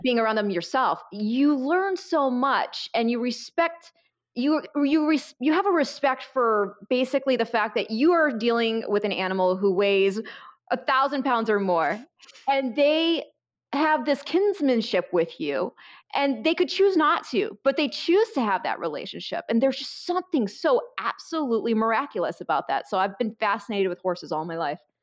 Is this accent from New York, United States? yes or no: no; Michigan, United States; I grew up in Michigan in a very small town